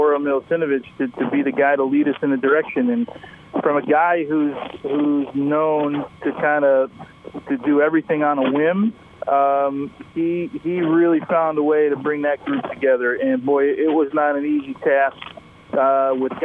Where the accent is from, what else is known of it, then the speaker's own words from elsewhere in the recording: United States; in my home country